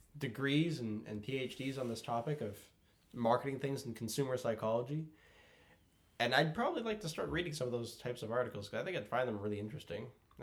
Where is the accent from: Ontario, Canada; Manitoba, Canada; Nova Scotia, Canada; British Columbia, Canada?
Ontario, Canada; Bradford; there was a Tim Hortons in my hometown, Bradford